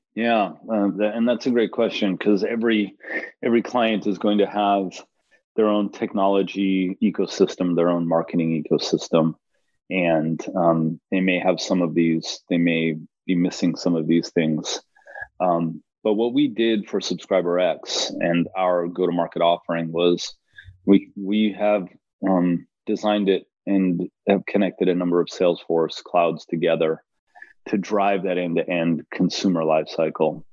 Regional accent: Los Angeles, California, United States; I am from Los Angeles

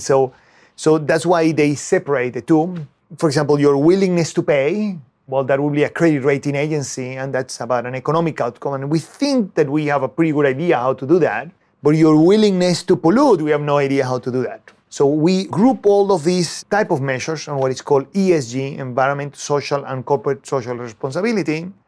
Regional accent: Venezuela; moved away as an adult; now in United States; I was born in Venezuela and I studied there, and I went to the university to study, uh, chemistry

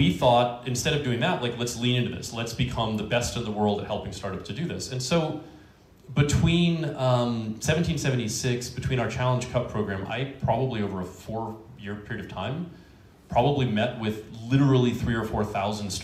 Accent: Washington, District of Columbia, United States; I was born and raised in Washington, D.C.

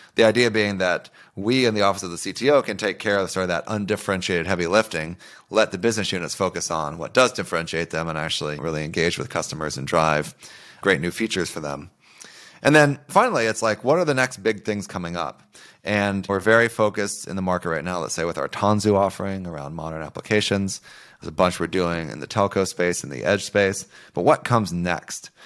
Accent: Oklahoma, United States; I grew up in Oklahoma

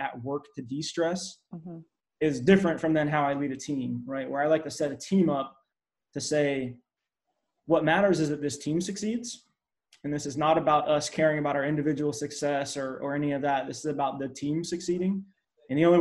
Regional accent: Hawaii, United States; moved away; I grew up in Hawaii, and my father actually worked on Magnum PI.

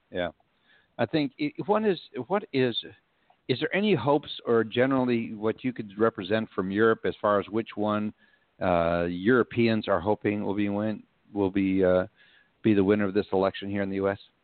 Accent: Texas, United States; being the gentleman we are from Texas

